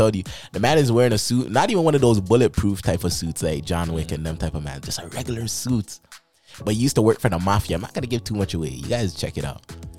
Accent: Brampton, Ontario, Canada; I'm from Brampton. From Brampton.

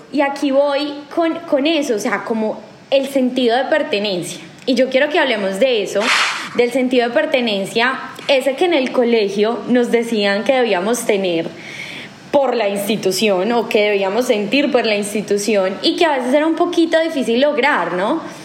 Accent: Colombia

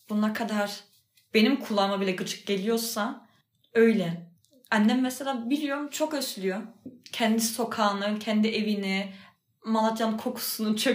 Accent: Berlin, Germany; Yani ben mesela ben Berlin'de doğdum büyüdüm. Berlin benim memleketim.

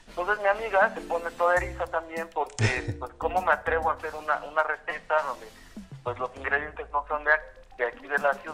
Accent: Puebla, Mexico; nosotros como poblanos

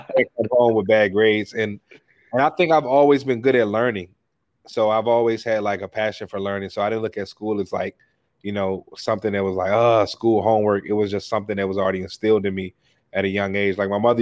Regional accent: Washington, District of Columbia, United States; I grew up in Washington D.C. I have two younger brothers.

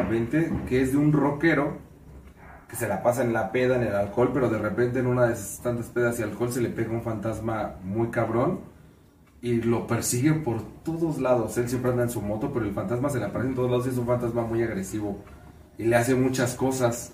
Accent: Mexico; seguimos siendo mexicanos

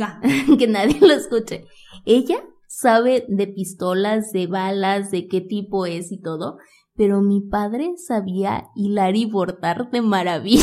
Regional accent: Zamora, Michoacán, Mexico; moved away; Estaba en Zamora, de donde soy originaria

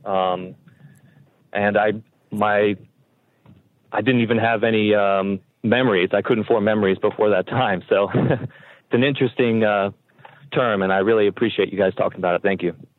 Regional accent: Montgomery County, Maryland, United States; now in Frederick, United States; growing up in Montgomery County.

